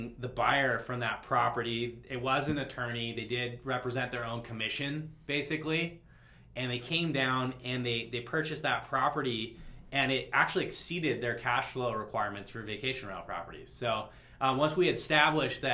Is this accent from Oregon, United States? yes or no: no; Laguna Beach, California, United States; I'm from Laguna Beach. I sell all over Southern California